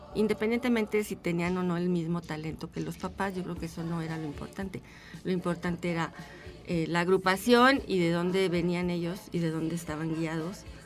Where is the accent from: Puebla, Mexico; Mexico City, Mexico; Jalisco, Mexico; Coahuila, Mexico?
Mexico City, Mexico; yo soy de Ciudad de México